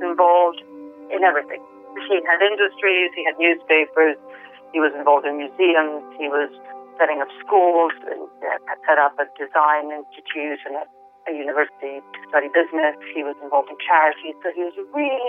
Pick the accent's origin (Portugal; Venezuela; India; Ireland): Venezuela; now in London, United Kingdom; I grew up in the Venezuela of the 70s and 80s